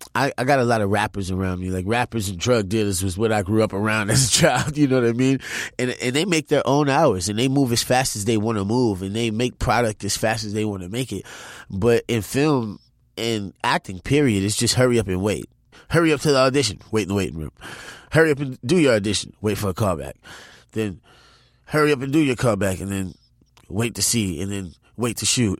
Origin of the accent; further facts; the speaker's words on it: New Orleans, Louisiana, United States; I'm from New Orleans.